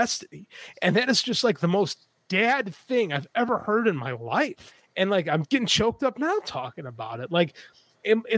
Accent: Elgin, Illinois, United States; I grew up in Elgin, Illinois, right outside Elgin, Illinois, very Hispanic community

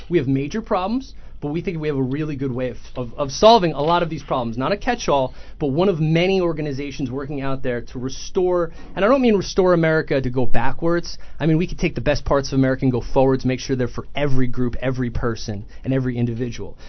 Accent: Ramsey, New Jersey, United States; also born or lived in Sussex County, New Jersey / Virginia; I grew up in Ramsey

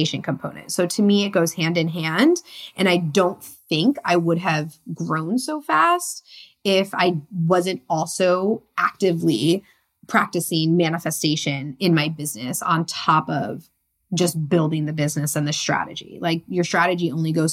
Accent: Connecticut, United States; moved away as an adult; also born or lived in San Diego, California; I was born and raised in Connecticut.

